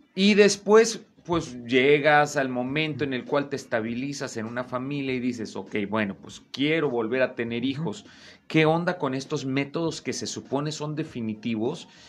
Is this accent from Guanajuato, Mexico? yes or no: no; Veracruz, Mexico; yo soy de Veracruz